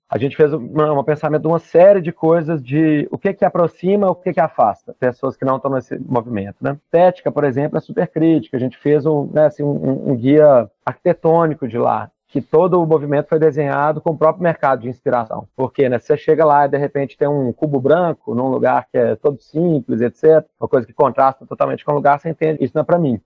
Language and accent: Portuguese; Belo Horizonte, Minas Gerais, Brazil; eu sou de Belo Horizonte